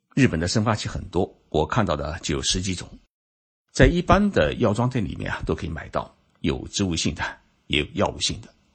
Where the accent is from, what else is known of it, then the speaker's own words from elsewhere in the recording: China; 日本人的光头为什么比我们中国人少？